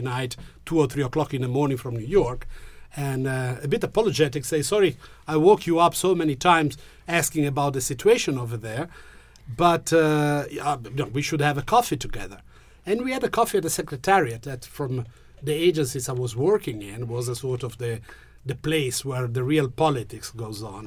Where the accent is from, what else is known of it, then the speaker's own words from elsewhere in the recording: Genoa, Liguria, Italy; English is a second language; I'm from Genoa